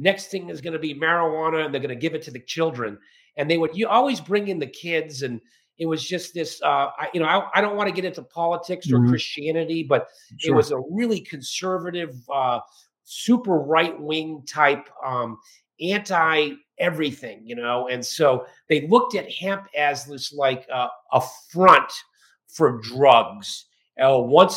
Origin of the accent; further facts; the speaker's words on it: Barnstable, Massachusetts, United States; I'm from Cape Cod, Barnstable, Massachusetts